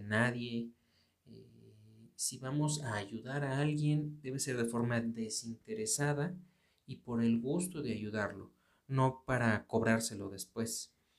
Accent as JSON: {"language": "Spanish", "country": "Mexico", "said": "aquí en, México, yo, yo soy de México"}